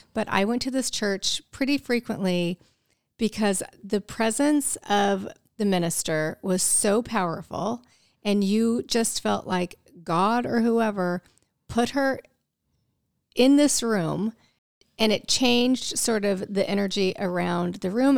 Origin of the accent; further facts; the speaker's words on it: Midwest, United States; I grew up in the Midwest